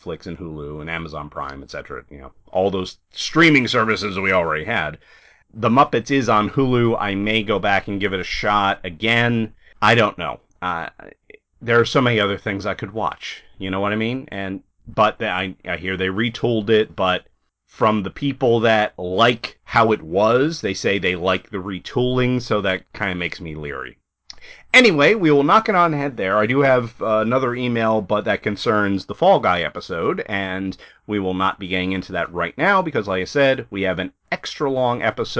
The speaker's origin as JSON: {"language": "English", "region": "Northeast", "country": "United States", "moved": "yes", "said": "We're both from the Northeast originally."}